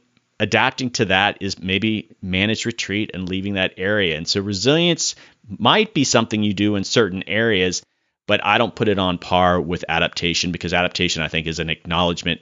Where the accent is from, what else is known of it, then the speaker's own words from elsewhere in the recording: Florida, United States; moved away; I'm from Florida originally